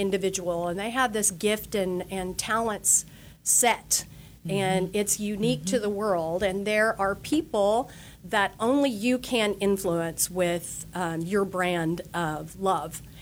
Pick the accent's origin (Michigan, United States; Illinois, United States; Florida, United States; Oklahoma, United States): Oklahoma, United States; moved away as an adult; now in Texas, United States; I'm originally from Oklahoma